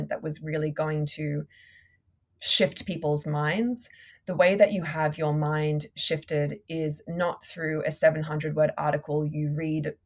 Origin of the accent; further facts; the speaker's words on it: Australia; now in New York City, United States; being an Australian living in America